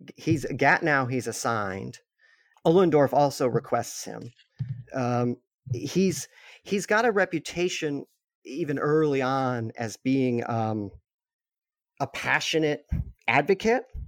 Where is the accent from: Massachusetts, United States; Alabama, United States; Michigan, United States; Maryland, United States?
Massachusetts, United States; I grew up in, I'm in Massachusetts